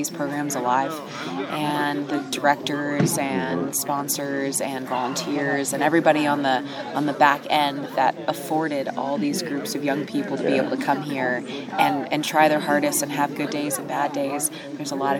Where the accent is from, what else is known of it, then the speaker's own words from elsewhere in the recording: Virginia, United States; also born or lived in Knoxville, Tennessee; I'm from Virginia